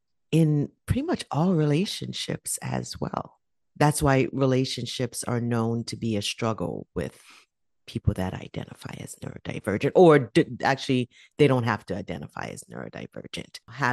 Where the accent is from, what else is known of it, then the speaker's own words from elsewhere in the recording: Jamaica; also born or lived in New York, United States; now in Canada; So I was born in the United States, in New York, by immigrant to the United States parents. My family is Jamaican. In my younger years, I then moved from the United States to Jamaica to live with my grandmother